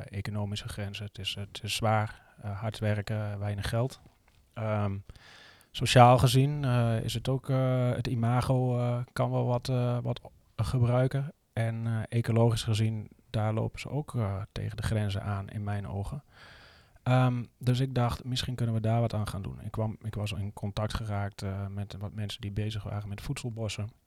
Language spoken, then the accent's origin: Dutch; Netherlands; moved away as an adult; ik ben geboren in Nederland en opgegroeid in Nederland.